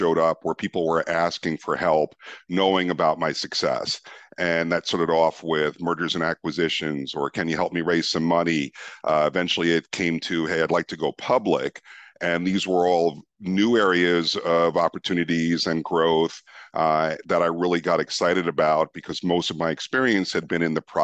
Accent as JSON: {"language": "English", "region": "New York", "country": "United States", "tie": "born or raised there", "also_born_or_lived": "Amsterdam, Netherlands", "moved": "as an adult", "said": "I was born and raised in New York."}